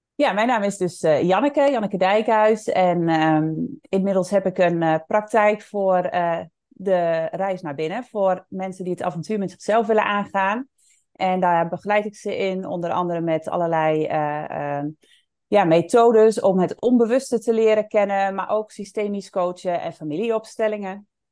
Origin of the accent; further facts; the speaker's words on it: Netherlands; also born or lived in Indonesia / Bali; ik woonde in het dorp waar ik ook opgegroeid ben en waar ik vandaan kom.